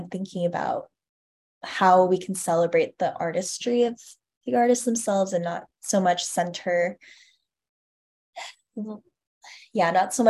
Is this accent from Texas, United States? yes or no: no; California, United States; And I am from California myself, and to be around my family as well, I think is super important to me.